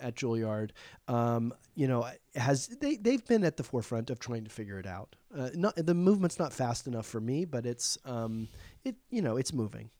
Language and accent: English; Charleston, South Carolina, United States; now in New York, United States; they do it in Charleston, which is my hometown